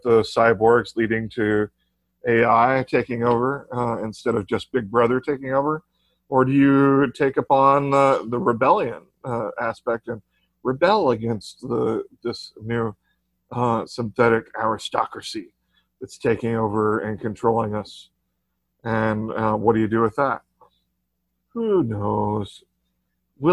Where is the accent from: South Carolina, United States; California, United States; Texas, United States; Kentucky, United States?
Texas, United States; I'm from Texas. We've got Mexican influence in our culture